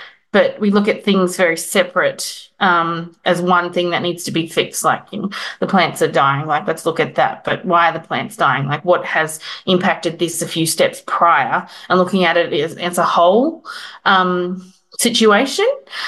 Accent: Queensland, Australia; moved away as an adult; now in Melbourne, Australia; I'm from Queensland and was in Melbourne, and none of my family lived down there

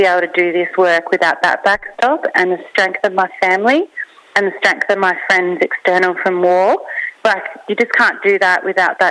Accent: Australia; I grew up in Banyanda

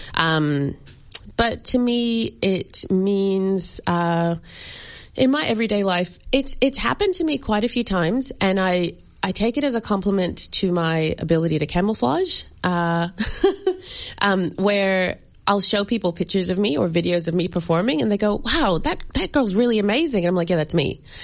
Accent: United States; moved away; My parents are from Barbados, and I grew up in America.

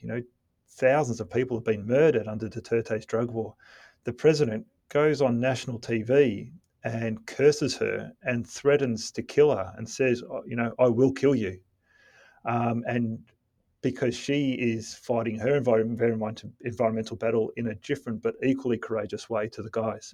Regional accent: Melbourne, Victoria, Australia; my, my, my hometown.

